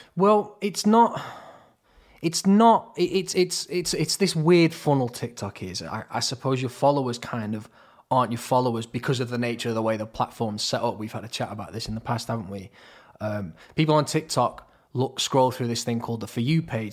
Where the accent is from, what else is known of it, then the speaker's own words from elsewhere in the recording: Crewe, North West England, United Kingdom; moved away; also born or lived in Manchester; we're both from Crewe originally